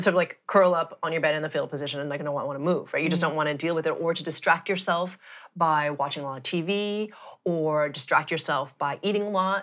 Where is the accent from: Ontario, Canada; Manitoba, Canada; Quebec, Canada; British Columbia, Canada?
Quebec, Canada; Montreal; I grew up in Montreal, so Canada, where it's very bloody cold